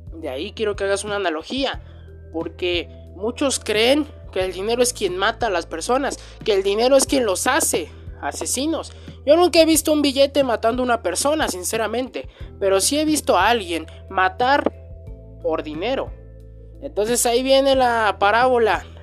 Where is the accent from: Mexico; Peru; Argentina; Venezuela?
Mexico; en mi país, que es México